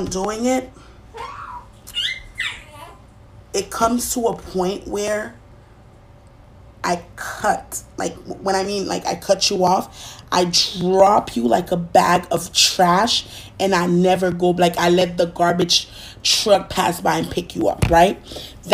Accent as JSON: {"language": "English", "country": "Haiti", "tie": "born or raised there", "moved": "yes", "lives_now": "United States", "said": "being Haitian, growing up, partially growing up in Haiti and here in the United States"}